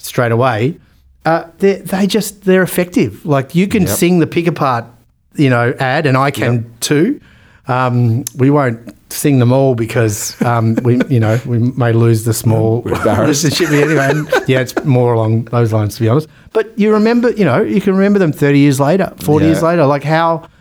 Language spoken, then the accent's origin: English; Australia; we're Australian